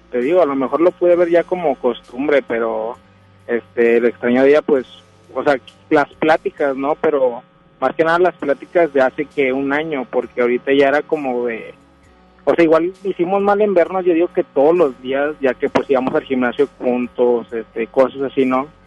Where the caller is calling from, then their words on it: Escobedo, Nuevo León, Mexico; De Escobedo, de Monterrey.